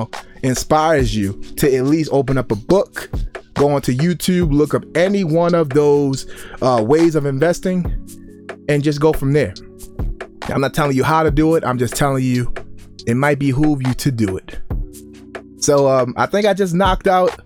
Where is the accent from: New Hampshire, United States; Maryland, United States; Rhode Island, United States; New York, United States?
Maryland, United States; Baltimore; I grew up in Baltimore, Maryland